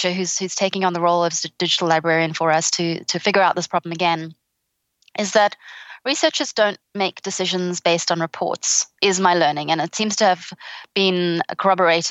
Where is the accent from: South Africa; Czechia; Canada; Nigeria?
South Africa; also born or lived in England; now in Australia; the sunshine seemed like a great alternative as a South African to England, which had been my home for more than a decade.